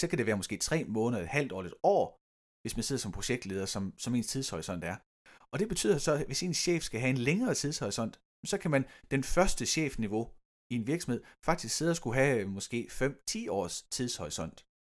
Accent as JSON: {"language": "Danish", "country": "Denmark", "said": "vi som danskere"}